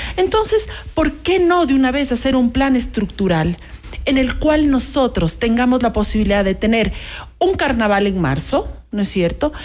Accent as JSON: {"language": "Spanish", "country": "Ecuador", "said": "como ecuatorianos"}